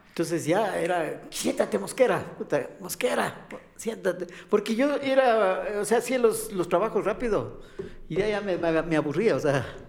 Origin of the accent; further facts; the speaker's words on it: Quito, Pichincha, Ecuador; nosotros los quiteños, eh, yo soy quiteño, parezco alemán, pero soy quiteño